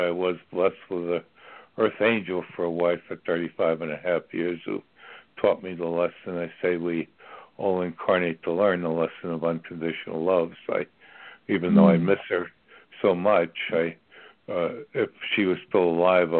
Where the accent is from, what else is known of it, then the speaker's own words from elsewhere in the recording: New York City, New York, United States; Manhattan, New York City, New York